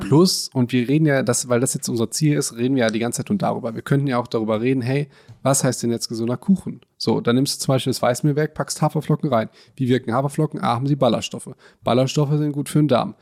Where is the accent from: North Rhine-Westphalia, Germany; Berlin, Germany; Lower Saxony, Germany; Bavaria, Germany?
North Rhine-Westphalia, Germany; Hagen; bei uns in Hagen gibt es die geilsten weißen Brötchen